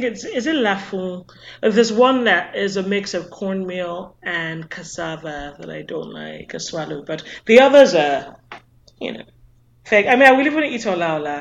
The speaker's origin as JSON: {"language": "English", "country": "Nigeria", "tie": "born or raised there", "said": "growing up in Nigeria"}